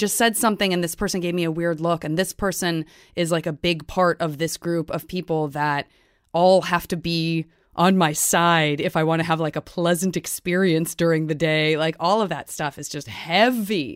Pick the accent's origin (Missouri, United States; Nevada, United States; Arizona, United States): Arizona, United States; Tucson; I'm from Tucson